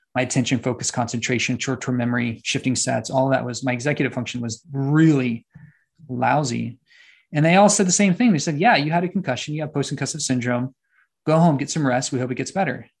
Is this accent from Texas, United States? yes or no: yes; San Antonio, Texas, United States; also born or lived in Austin, Texas; Right now, I'm in Austin, Texas, back home. I'm from San Antonio and Austin.